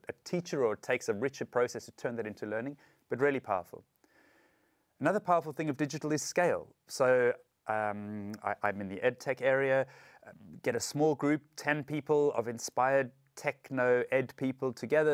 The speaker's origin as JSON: {"language": "English", "country": "South Africa", "said": "I'm from South Africa"}